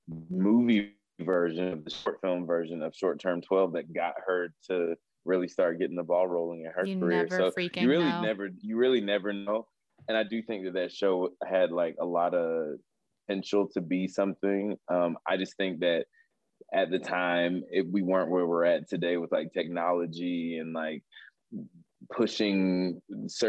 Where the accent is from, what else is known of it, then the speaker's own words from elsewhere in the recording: North Carolina, United States; moved away; I'm from North Carolina